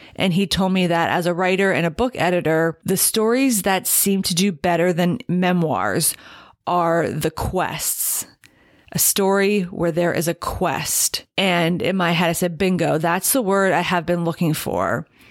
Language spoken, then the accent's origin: English; Allentown, Pennsylvania, United States; my hometown's enduring attachment to Hess's department store